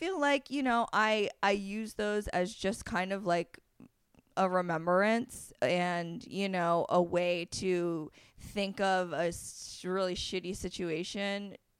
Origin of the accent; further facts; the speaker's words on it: Vermont, United States; I actually grew up in a small, tiny farm town in Vermont.